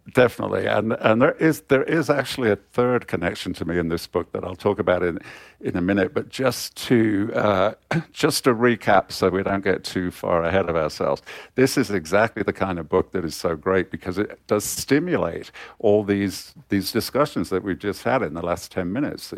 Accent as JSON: {"language": "English", "town": "Coventry", "region": "West Midlands", "country": "United Kingdom", "tie": "born or raised there", "said": "I was born in Coventry uh, in, the, in the 1950s, and Coventry was still basically a ruin back then."}